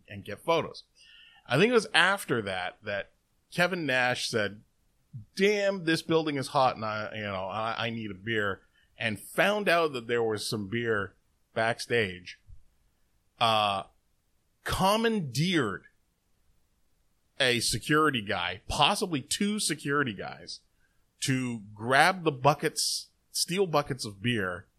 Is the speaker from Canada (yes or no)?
yes; Toronto, Ontario, Canada; I mentioned that I was Canadian, that I was down from Toronto, you know, I was there from Toronto